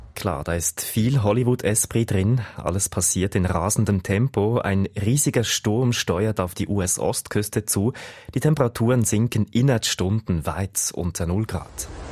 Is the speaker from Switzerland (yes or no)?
yes; Switzerland; bei uns in der Schweiz